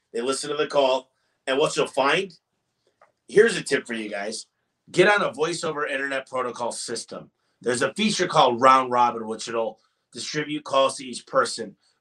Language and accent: English; Michigan, United States